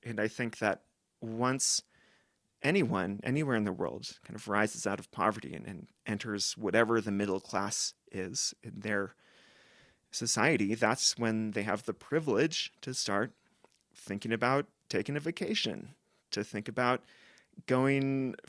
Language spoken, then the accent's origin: English; West Coast, United States; that ties back to us growing up on the West Coast of the US.